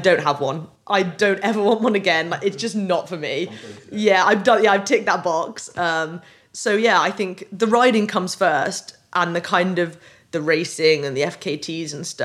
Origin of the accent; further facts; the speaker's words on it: United Kingdom; I grew up on the Welsh borders on the east side, so it always felt like my home